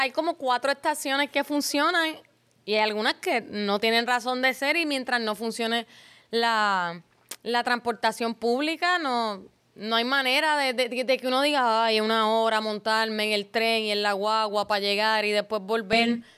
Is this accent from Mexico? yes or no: no; San Juan, Puerto Rico; Yo soy nacida y criada en Río Piedra.